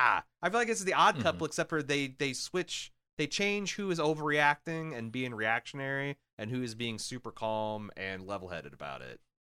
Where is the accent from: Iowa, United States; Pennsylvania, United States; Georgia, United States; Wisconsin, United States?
Iowa, United States; I'm from Iowa. I just work here.